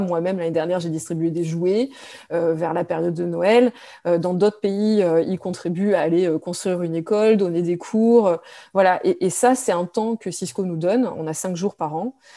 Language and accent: French; France; moved away; je suis née en France, je suis française